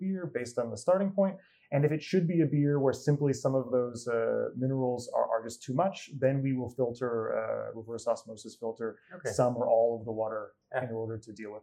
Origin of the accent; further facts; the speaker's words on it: California near San Francisco, United States; moved away as an adult; now in Copenhagen, Denmark; I grew up in California near San Francisco